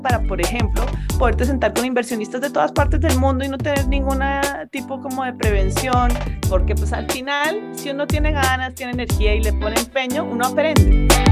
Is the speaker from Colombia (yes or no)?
yes; Colombia; moved away as an adult; also born or lived in Spain / Turkey; Mi marido y yo ambos somos colombianos, ambos teníamos toda nuestra familia aquí en Colombia